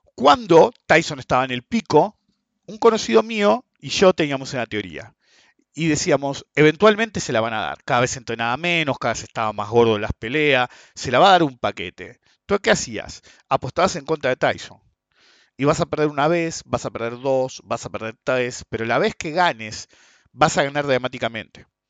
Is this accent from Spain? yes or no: no; Argentina; somos argentinos